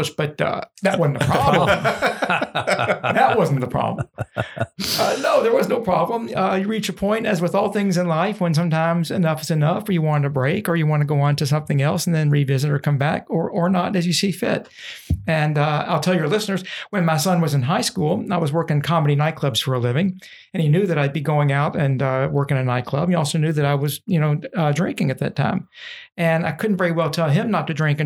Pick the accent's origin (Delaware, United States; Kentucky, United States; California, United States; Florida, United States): Kentucky, United States; Louisville; I was born in Louisville. I love being from here